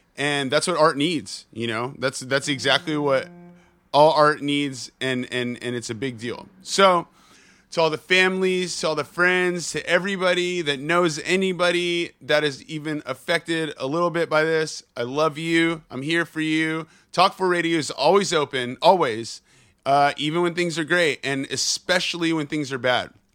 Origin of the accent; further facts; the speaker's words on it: San Jose, California, United States; I grew up in the Bay. I grew up, well, I grew up in San Jose, and then I went to high school, uh, what, an hour outside of the Bay, and then moved straight back